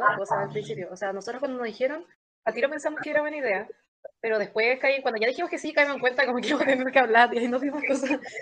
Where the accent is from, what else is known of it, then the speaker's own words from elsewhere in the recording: Concepción, Biobío, Chile; tengo 20 años, estudio Derecho, soy de Concepción y soy la cabecilla del CC